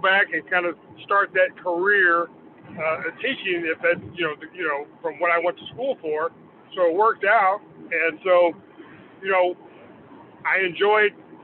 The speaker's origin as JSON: {"language": "English", "town": "Carthage", "region": "Missouri", "country": "United States", "tie": "born or raised there", "also_born_or_lived": "Des Moines, Iowa", "moved": "as an adult", "said": "I grew up in a town called Carthage, Missouri"}